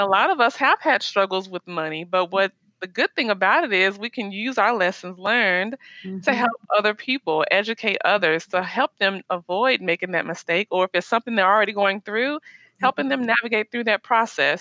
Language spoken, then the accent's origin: English; Nashville, Tennessee, United States; moved away as an adult; also born or lived in Miami, Florida / Orlando, Florida / Maryland / Colorado; now in Dallas, United States; I'm originally from Nashville, Tennessee, but I mm-hmm. currently live in Dallas, Texas